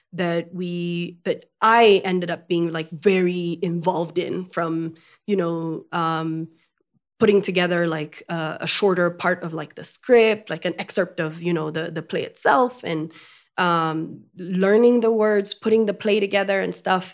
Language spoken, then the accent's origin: English; Ethiopia; first language French; English is a second language; Amharic, of course, because I was born and raised in Ethiopia. Um, my, my first tongue was French, though